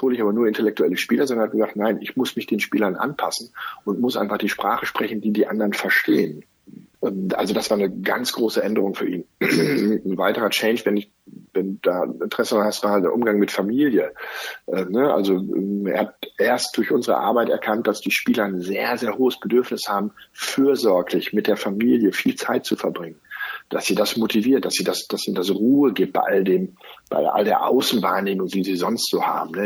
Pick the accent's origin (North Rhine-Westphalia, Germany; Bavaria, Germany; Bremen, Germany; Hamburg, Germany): North Rhine-Westphalia, Germany; Cologne; als Kölner